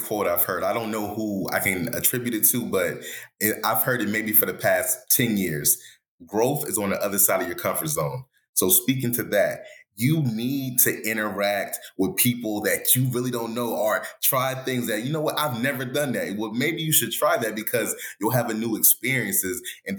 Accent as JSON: {"language": "English", "region": "England", "country": "United Kingdom", "tie": "born there", "said": "Oh, they're from this part of England. Guess what? I was born in England."}